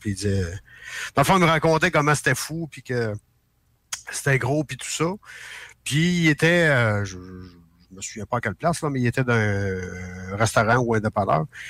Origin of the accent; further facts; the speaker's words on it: Quebec, Canada; en tant que Québécois, euh, je comprends qu'au Québec, c'est dur.